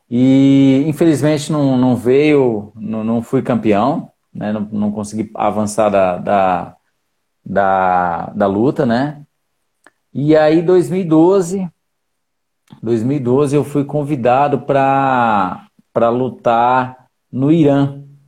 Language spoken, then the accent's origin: Portuguese; Brazlândia, Federal District, Brazil; Eu sou de Braslândia